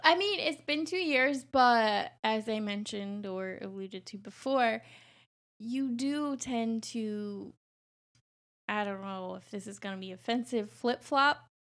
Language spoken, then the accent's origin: English; New Mexico, United States; now in Chicago, United States; I'm from New Mexico, so I didn't grow up anywhere near a major city